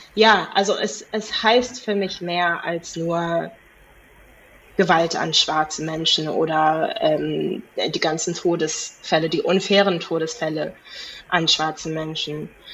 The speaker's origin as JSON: {"language": "German", "town": "Cape Town", "region": "Western Cape", "country": "South Africa", "tie": "born or raised there", "moved": "as an adult", "lives_now": "Germany", "said": "Kapstadt selber ist sehr, ich meine, ja, Südafrika ist auch sehr divers. Ähm, aber ich bin dort in der, ja, Mittelklasse aufgewachsen"}